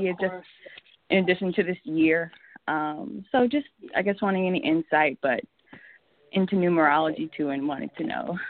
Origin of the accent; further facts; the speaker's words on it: Indiana, United States; moved away as an adult; now in Los Angeles, United States; I'm originally from Indiana, but I moved out to Los Angeles about 9 years ago. My family's still in Indiana